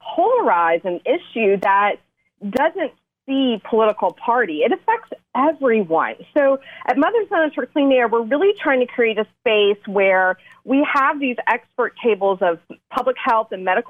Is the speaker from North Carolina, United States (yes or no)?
yes; Asheville, North Carolina, United States; moved away as an adult; now in Raleigh, United States; I grew up in Western North Carolina, just outside of Asheville, but I've spent my adult years down in Raleigh.